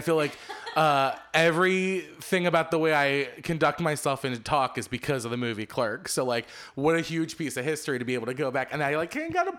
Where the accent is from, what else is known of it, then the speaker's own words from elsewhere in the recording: Philadelphia, Pennsylvania, United States; I grew up in Philadelphia, about 20 minutes from Jersey, specifically Red Bank, which is where the quick stop is.